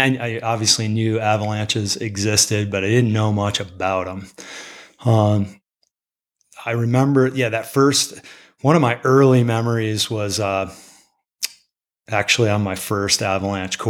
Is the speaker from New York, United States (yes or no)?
yes; upstate New York, United States; moved away; also born or lived in Tetons, Wyoming; I grew up in upstate New York